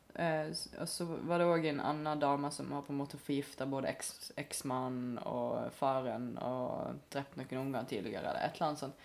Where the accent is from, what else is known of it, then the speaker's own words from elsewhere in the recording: Stord, Vestland, Norway; now in Bergen, Norway; Nå kommer jeg jo òg fra Stord, som er en veldig nynorsk ja. kommune. Mm. Så jeg har jo alltid skrevet nynorsk siden jeg var liten